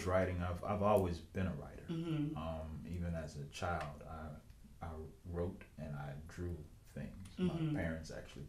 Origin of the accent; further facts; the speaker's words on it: Mississippi, United States; moved away as an adult; now in New Orleans, United States; I'm a writer, director, producer. And I'm from Mississippi, believe it or not, and I'm down here in New Orleans pursuing the dream.